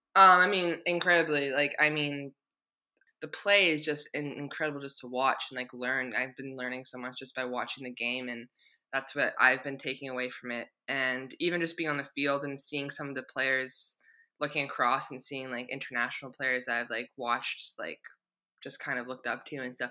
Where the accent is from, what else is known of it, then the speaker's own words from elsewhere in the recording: Victoria, British Columbia, Canada; moved away as an adult; now in England; my hometown. Like I'm proud just to be from Victoria